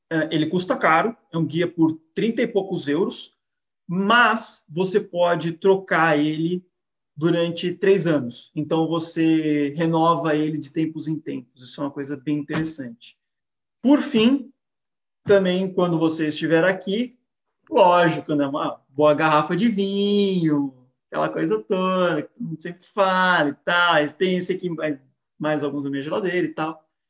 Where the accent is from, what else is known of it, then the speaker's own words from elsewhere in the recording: Brazil; moved away; o que nós podemos fazer enquanto brasileiros